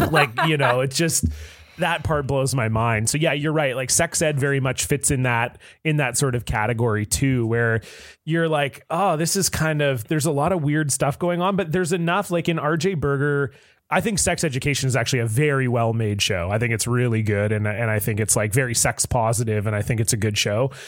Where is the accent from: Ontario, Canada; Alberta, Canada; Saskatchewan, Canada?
Ontario, Canada; Southern; I grew up in Southern Ontario where hockey is king